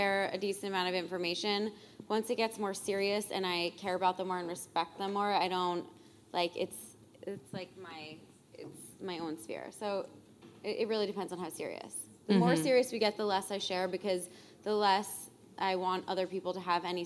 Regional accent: East Coast, United States; now in Chicago, United States; I'm from the East Coast.

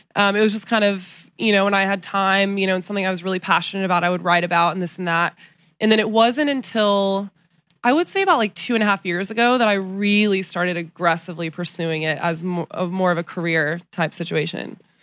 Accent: San Antonio, Texas, United States; also born or lived in Telluride, Colorado; I was born in San Antonio, Texas, but I grew up back and forth between Texas and Colorado, a little town called Telluride

